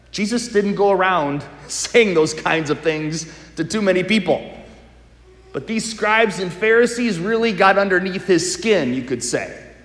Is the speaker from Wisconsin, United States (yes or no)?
yes; Wisconsin, United States; I'm from Wisconsin.